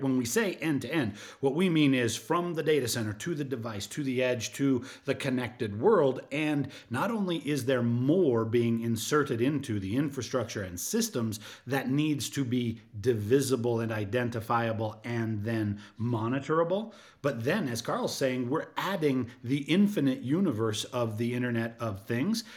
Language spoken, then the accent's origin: English; Utah, United States; I grew up in Utah as a child